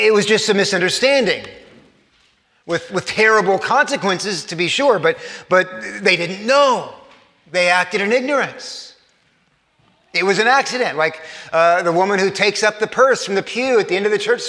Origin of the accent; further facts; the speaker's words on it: Corpus Christi, Texas, United States; I grew up in South Texas, in Corpus Christi, Texas